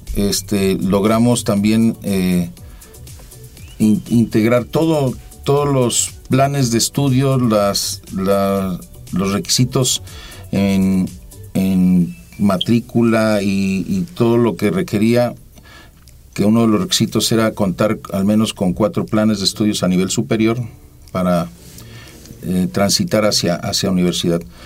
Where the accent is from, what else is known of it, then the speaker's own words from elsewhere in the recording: Jiquilpan, Michoacán, Mexico; moved away; also born or lived in Antón Lizardo, Veracruz; nacido en Jiquilpan, Michoacán